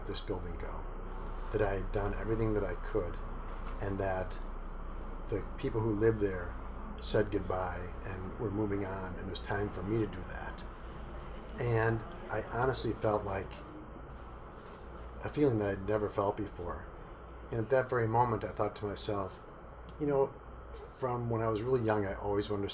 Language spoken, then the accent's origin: English; Milwaukee, Wisconsin, United States; moved away as an adult; now in Sarasota, United States; So I was born and raised in Milwaukee